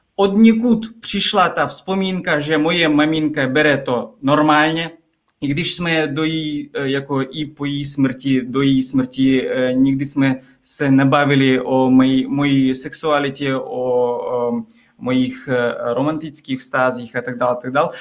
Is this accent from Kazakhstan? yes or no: yes; Kazakhstan; Czech is a second language; moved away as an adult; now in Czech Republic; já jsem z malého města, které je 300 kilometrů od Almaty